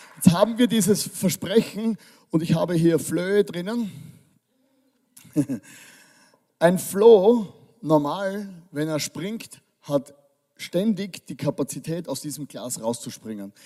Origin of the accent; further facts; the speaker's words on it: Styria, Austria; ich komme aus der Steiermark. Das, das ist eine Kultur bei uns